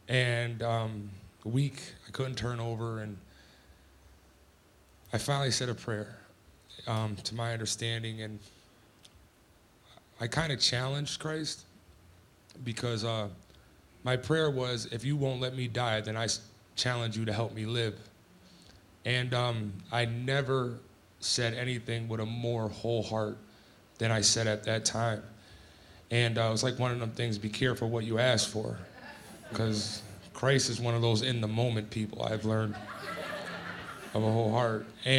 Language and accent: English; Scranton, Pennsylvania, United States; now in Salt Lake City, United States; from Scranton, Pennsylvania. What a journey it's been, but it's been a good one. I found my way to Salt Lake City